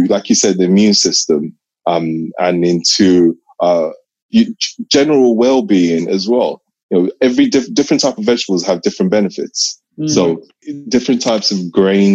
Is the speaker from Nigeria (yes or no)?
yes; Nigeria; I'm Nigerian.